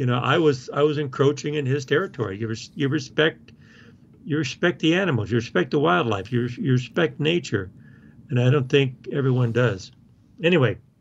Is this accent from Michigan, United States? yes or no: no; Oklahoma, United States; now in Colorado, United States; I grew up in Oklahoma